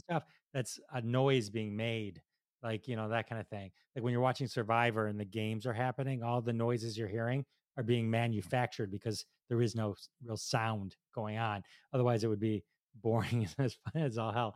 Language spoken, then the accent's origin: English; Detroit, Michigan, United States; I'm from Detroit